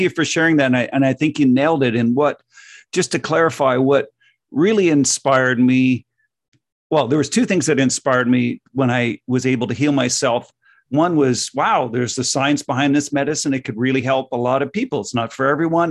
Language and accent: English; Canada; growing up in North America